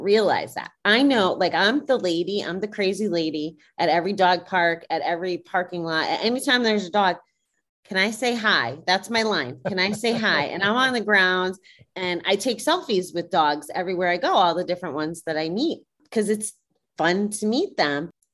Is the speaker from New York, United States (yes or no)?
yes; Schenectady, New York, United States; moved away; I was from Schenectady, New York